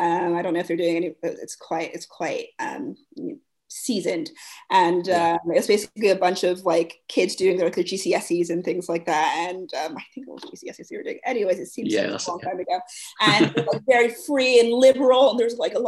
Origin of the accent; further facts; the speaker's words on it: United States; moved away as an adult; now in London, United Kingdom; But anyways, the plane, I'm from the States going to London.